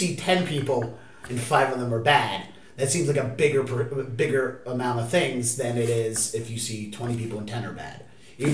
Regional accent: Baltimore, Maryland, United States; moved away as an adult; now in Boston, United States; I'm from Baltimore and I've been here 2.5 years.

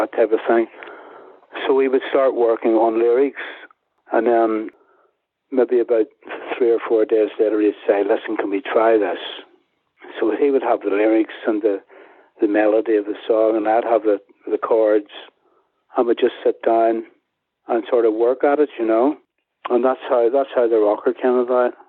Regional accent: Belfast, Northern Ireland, United Kingdom; moved away; also born or lived in Dublin / London; my hometown in Belfast

